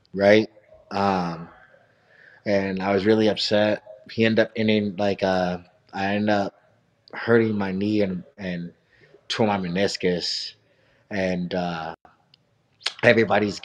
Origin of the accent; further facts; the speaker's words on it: Missouri, United States; I'm from Missouri